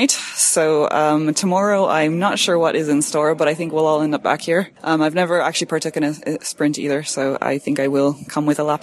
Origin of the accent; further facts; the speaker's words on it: Canada; now in Ireland; Um, well, I'm born and raised in Canada, uh, moved to Ireland about 10 years ago, and uh, have called that my home since.